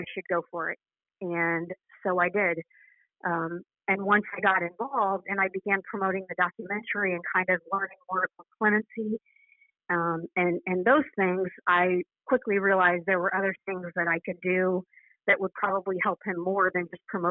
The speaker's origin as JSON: {"language": "English", "region": "Midwest", "country": "United States", "tie": "born or raised there", "said": "I grew up in the Midwest"}